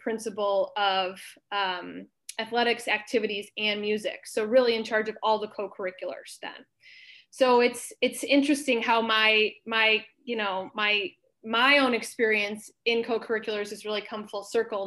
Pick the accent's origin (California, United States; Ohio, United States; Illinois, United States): Illinois, United States; Libertyville; I grew up in Libertyville, Illinois